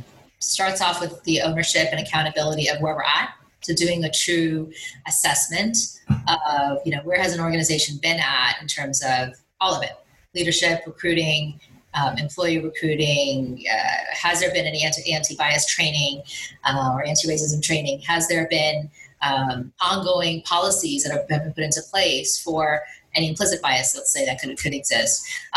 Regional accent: India; obviously I'm Indian. So, you know, how has the Asian population been affected?

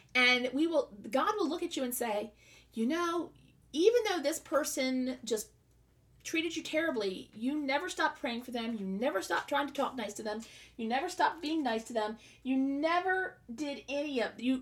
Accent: the South, United States; I'm from the South

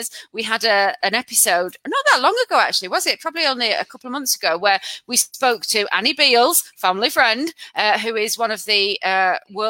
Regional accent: Lancashire, North West England, United Kingdom; we're from Lancashire

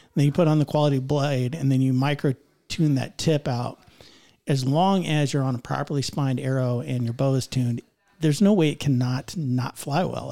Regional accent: Northeast Indiana, United States; I'm from Northeast Indiana

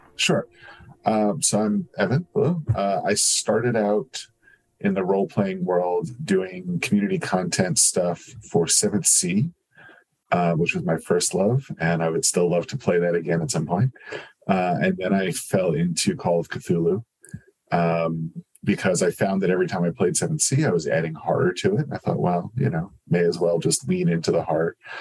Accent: New Jersey, United States; I grew up in New Jersey

